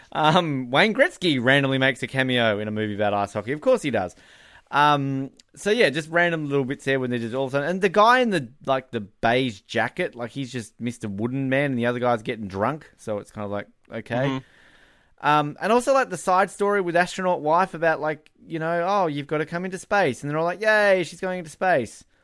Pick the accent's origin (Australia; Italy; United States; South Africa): Australia; now in Canada; I'm Australian